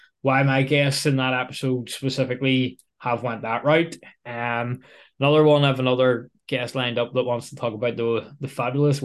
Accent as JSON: {"language": "English", "region": "Northern Ireland", "country": "United Kingdom", "accent": "Belfast", "said": "the rich Belfastic accents that we probably both have"}